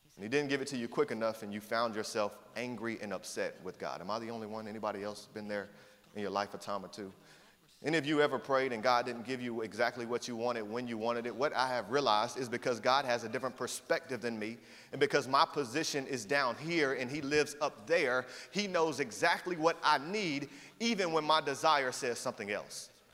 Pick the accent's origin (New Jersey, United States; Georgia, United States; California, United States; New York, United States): Georgia, United States; Atlanta; moved away as an adult; I lived in Atlanta, Georgia since I was 10 years old, and for several years as I grew up there